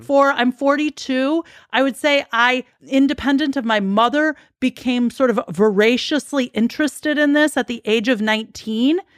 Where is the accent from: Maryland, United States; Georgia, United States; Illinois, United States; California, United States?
Illinois, United States; Chicago; I'm born and raised in Chicago